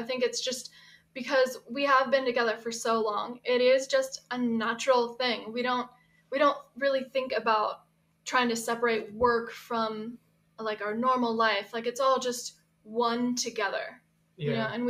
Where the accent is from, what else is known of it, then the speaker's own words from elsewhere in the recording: Poway, California, United States; Tom and I are born and raised in San Diego.